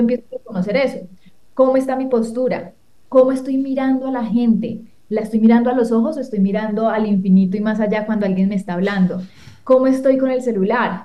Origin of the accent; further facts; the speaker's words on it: Colombia; soy de Colombia